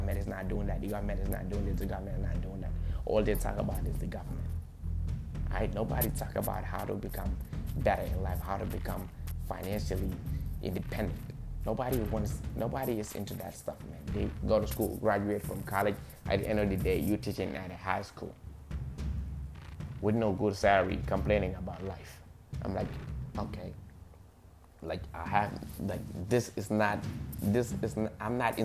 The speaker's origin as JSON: {"language": "English", "country": "Gambia", "tie": "born or raised there", "second_language": "English", "moved": "as an adult", "lives_now": "United States", "said": "I'm a Gambian by nationality. I was born and raised in Gambia. I came here at the age of 18."}